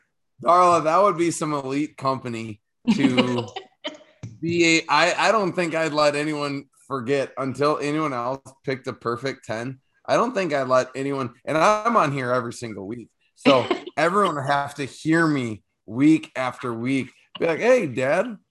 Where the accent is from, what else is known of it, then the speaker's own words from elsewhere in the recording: United States; once they hear me say words, they will know I'm from America